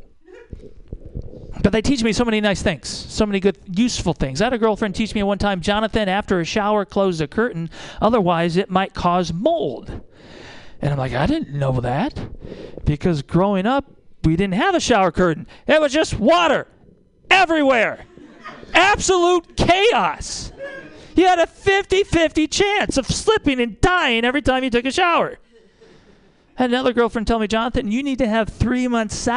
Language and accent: English; Iowa, United States; moved away as an adult; also born or lived in Milwaukee, Wisconsin; now in Kentucky, United States; I'm from Iowa. I grew up very poor